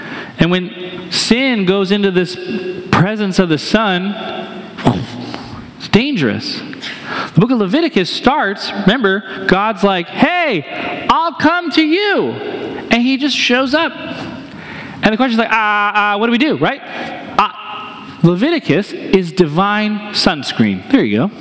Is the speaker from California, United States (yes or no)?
no; New Hampshire, United States; now in Columbia, Missouri, United States; I'm from New Hampshire.